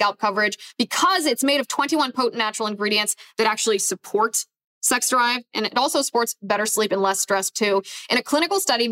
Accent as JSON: {"language": "English", "region": "Ohio", "country": "United States", "tie": "born or raised there", "moved": "yes", "said": "in my home state of Ohio, and full disclosure, I don't live in Ohio anymore, but I deeply care about the state of Ohio. I have family that lives in Ohio. And I mean, I grew up there"}